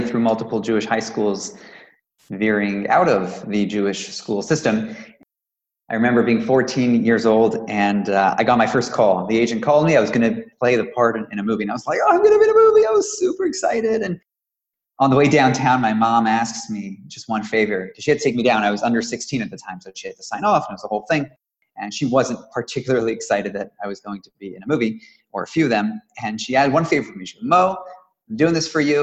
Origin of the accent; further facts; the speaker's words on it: Toronto, Ontario, Canada; I was born and raised in Toronto, Canada